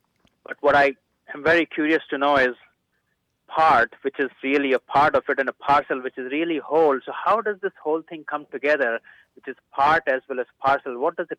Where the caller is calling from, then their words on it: Dallas, Texas, United States; I am calling from Dallas, Texas.